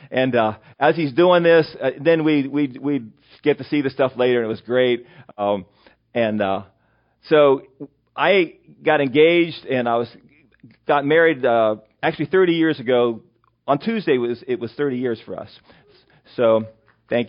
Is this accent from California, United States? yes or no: no; western Pennsylvania, United States; also born or lived in York County, Pennsylvania; now in Mechanicsburg, United States; my hometown, which is Berkeyville, Pennsylvania, which is in western Pennsylvania.